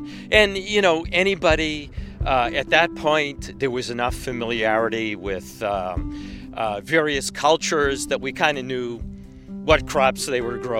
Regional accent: Boston, Massachusetts, United States; moved away; I come from Boston. I'm a conservative guy by nature. That's the way I was brought up.

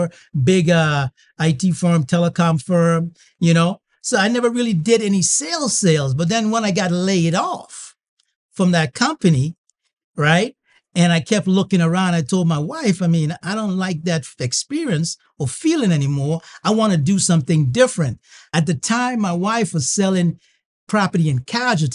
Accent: U.S. Virgin Islands; I grew up in the Virgin Islands, right? United States Virgin Islands, St. Thomas Virgin Islands.

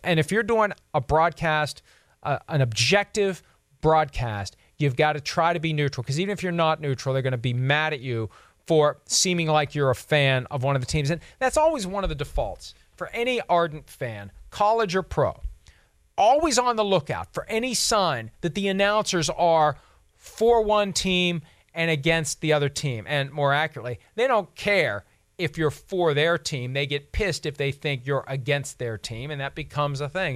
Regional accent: Steelers territory, Pennsylvania, United States; growing up in Steelers territory

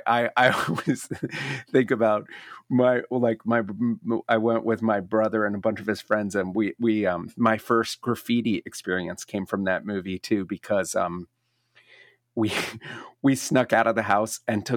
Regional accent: Maryland, United States; Well, I grew up in Maryland, about, you know, a mile from the DC line.

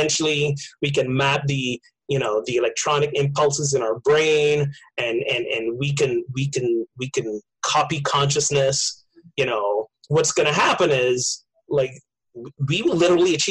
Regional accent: Barbados; moved away; I grew up in Barbados

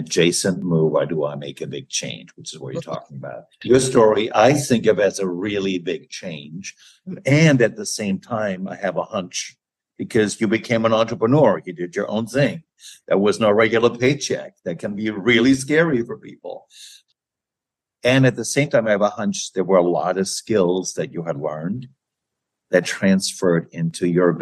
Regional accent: Germany; moved away; I'm originally from Germany

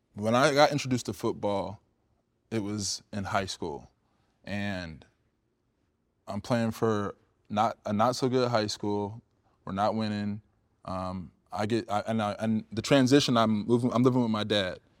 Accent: Cedar Rapids, Iowa, United States; moved away as an adult; also born or lived in California; I'm a kid from the Midwest, from Iowa. You know what I mean? Like, Cedar Rapids

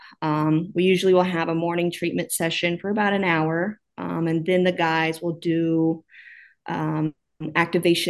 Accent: Oklahoma, United States; moved away as an adult; also born or lived in Virginia; now in Twin Cities, United States; As I talk, you'll probably notice that I am originally from Oklahoma. So I grew up there

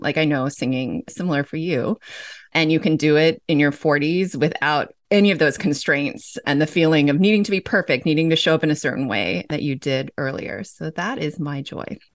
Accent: Los Angeles, California, United States; I grew up in Los Angeles.

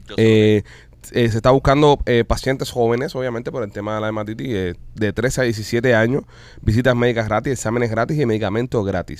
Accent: Cuba; Qué grandes somos los cubanos

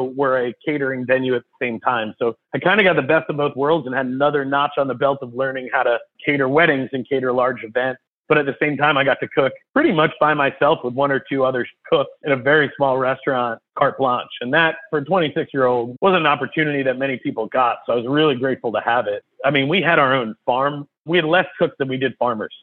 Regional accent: Hudson Valley, New York, United States; moved away; also born or lived in Queens, New York; And I'm from the Hudson Valley. I was born in Queens, New York, but kind of grew up in the Hudson Valley.

